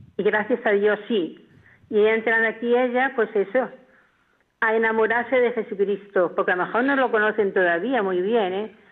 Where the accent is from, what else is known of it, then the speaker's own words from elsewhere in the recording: Jódar, Andalusia, Spain; now in Valencia, Spain; yo nací en Jodar, Jaén, en un pueblo en muy... Jodar. Sí, sí, Jodar, de Jaén. Y yo nací allí, éramos ocho hermanos, mis padres eran muy pobres, trabajábamos en todo lo que salía, íbamos al colegio no mucho